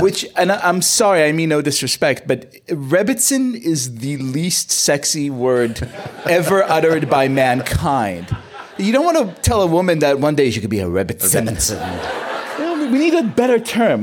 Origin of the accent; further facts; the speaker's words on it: Israel; moved away; I grew up in Israel